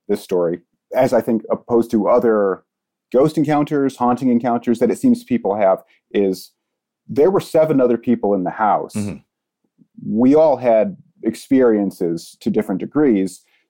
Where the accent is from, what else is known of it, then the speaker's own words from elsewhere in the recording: Ohio, United States; I'm from Ohio, which seems to be a particularly haunted state.